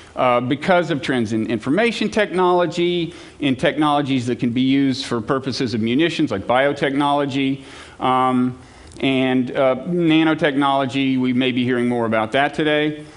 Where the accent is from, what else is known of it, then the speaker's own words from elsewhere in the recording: United States; speaking as an American who has children